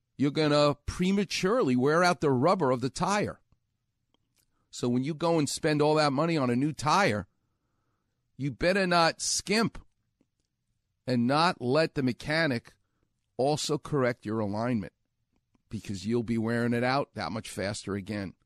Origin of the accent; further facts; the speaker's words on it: New York, United States; moved away; I'm from New York